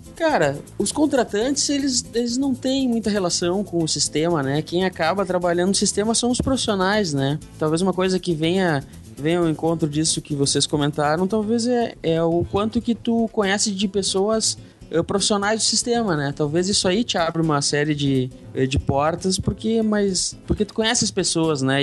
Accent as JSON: {"language": "Portuguese", "town": "Porto Alegre", "region": "Rio Grande do Sul", "country": "Brazil", "moved": "as an adult", "said": "eu sou, sou de Porto Alegre, saí de Porto Alegre, vim morar no, no interior do estado"}